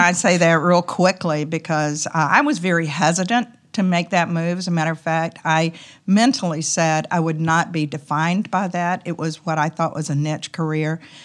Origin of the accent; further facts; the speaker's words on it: the South, United States; accent: Southern; my Southern accent